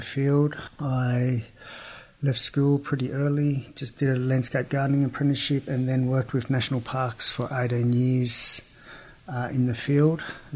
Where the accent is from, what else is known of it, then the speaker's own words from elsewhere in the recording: Bega, New South Wales, Australia; I grew up here in Bega, Jurinjanj, Yuin